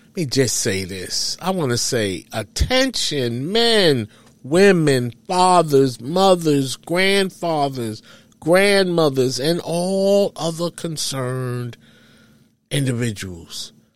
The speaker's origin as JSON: {"language": "English", "town": "New York City", "region": "New York", "country": "United States", "tie": "born or raised there", "said": "I grew up in New York City"}